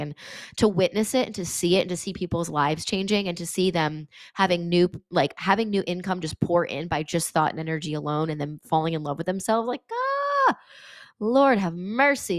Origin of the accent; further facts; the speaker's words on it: Connecticut, United States; I'm from Connecticut